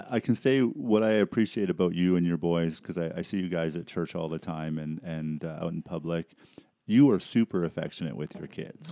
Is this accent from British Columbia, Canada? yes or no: yes; Surrey, British Columbia, Canada; moved away; I grew up in, uh, Surrey, B C